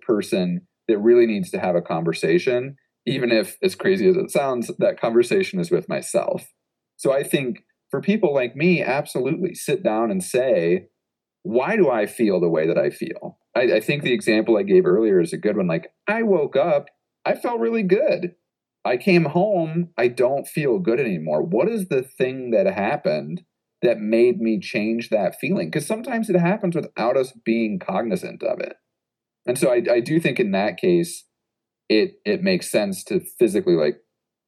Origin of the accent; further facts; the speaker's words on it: Midwest, United States; moved away as an adult; also born or lived in Oregon; I'm from the Midwest